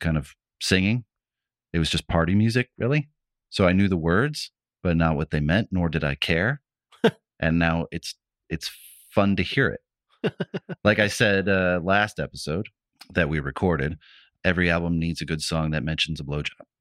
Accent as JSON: {"language": "English", "region": "Midwest", "country": "United States", "tie": "born or raised there", "said": "When I was a kid, like, growing up in the Midwest"}